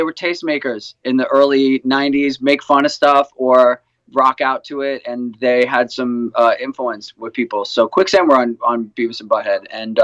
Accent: New York, United States; I'm a guy from New York

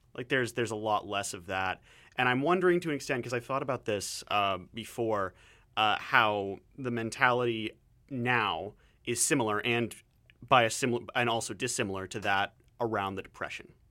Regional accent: Southwestern Ontario, Canada; now in Vancouver, Canada

